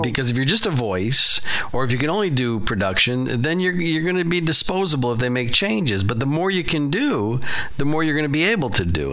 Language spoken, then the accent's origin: English; Chicago, Illinois, United States; South Side